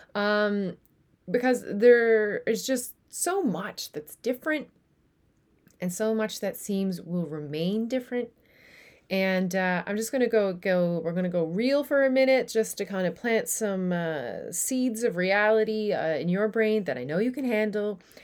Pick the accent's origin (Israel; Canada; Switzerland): Canada; Newfoundland and Labrador; now in Netherlands; I am a Newfoundlander and Canadian coming to you from a city just south of Amsterdam in the Netherlands